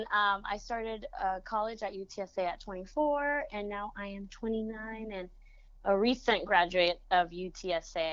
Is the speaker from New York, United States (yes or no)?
no; San Antonio, Texas, United States; first language Spanish; English is a second language; also born or lived in Monterrey, Mexico; we ended up coming to San Antonio